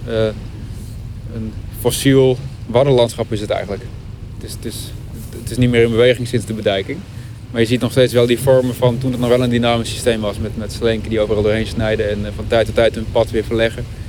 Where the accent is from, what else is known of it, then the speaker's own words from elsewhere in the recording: Verberts, Friesland, Netherlands; now in Groningen, Netherlands; Ik ben opgegroeid in Verberts